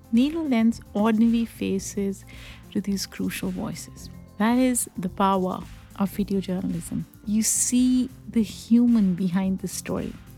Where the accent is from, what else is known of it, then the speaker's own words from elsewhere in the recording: Pakistan; English is a second language; now in United States; I grew up in Pakistan, so for me, Iran is a neighboring country